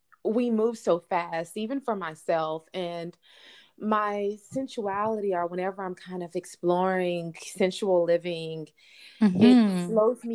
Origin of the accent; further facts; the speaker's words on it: Texas, United States; I'm from Texas